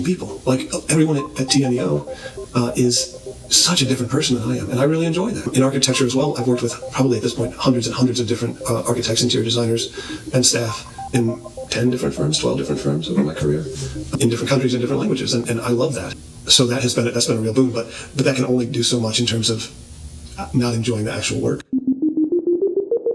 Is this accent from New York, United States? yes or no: no; St. Louis, Missouri, United States; moved away as an adult; also born or lived in Lawrence, Kansas / Italy / Berlin; I'm from St. Louis, Missouri